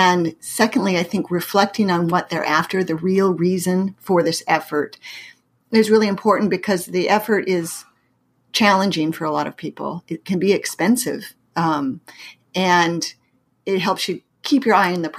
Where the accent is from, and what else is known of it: Pacific Northwest, United States; born or raised there; moved away as an adult; also born or lived in Massachusetts; now in St. Louis, United States